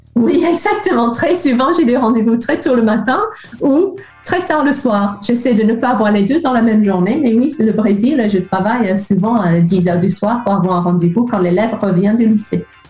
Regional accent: Liverpool, North West England, United Kingdom; French is a second language; moved away as an adult; now in France; je suis de Liverpool

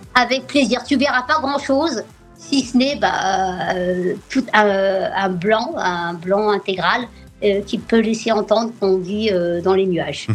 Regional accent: France; moved away as an adult; now in New York, United States; c'est mon pays d'origine et c'est le pays qui m'a permis euh, bah, d'accéder à l'éducation et de, et de grandir

